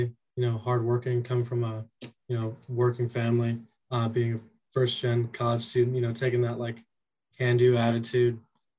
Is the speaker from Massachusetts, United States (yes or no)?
no; San Diego, California, United States; also born or lived in Tijuana; I hail from San Diego, California, and I'm Mexican.